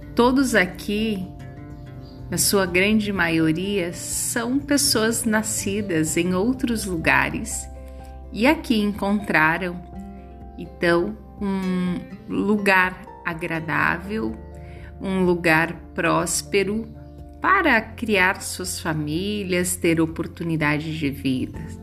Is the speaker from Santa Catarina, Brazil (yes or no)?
yes; Santa Catarina, Brazil; now in Itanhangá, Brazil; sou catarinense